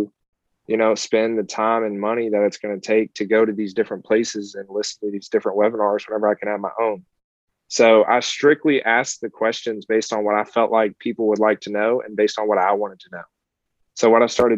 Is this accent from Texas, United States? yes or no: no; Kentucky, United States; now in Pompano Beach, United States; I'm actually from Kentucky originally